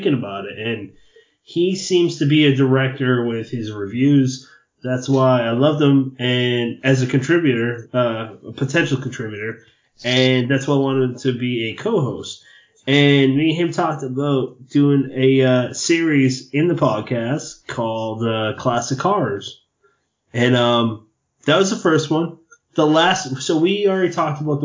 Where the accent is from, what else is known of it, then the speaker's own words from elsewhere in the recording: Massachusetts, United States; I'm Irish. I'm Catholic. I'm from Massachusetts